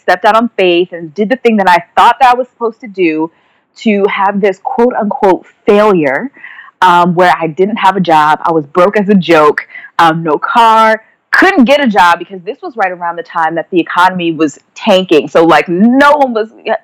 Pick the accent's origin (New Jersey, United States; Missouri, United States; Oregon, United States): New Jersey, United States; moved away as an adult; also born or lived in Washington, D.C.; I was back in New Jersey. I'm from New Jersey